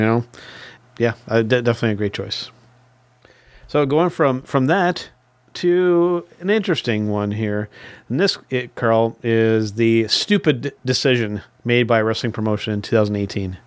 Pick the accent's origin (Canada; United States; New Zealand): Canada; as a Canadian wrestling fan